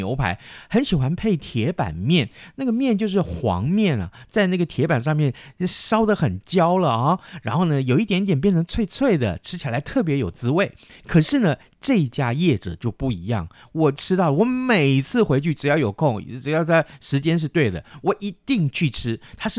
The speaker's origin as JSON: {"language": "Chinese", "country": "Taiwan", "said": "我们台湾人不讲四"}